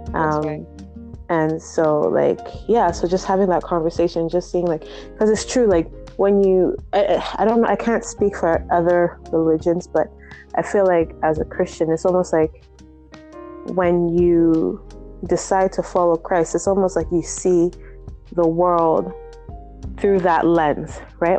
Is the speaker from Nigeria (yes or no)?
yes; Nigeria; moved away; I was brought up in Nigeria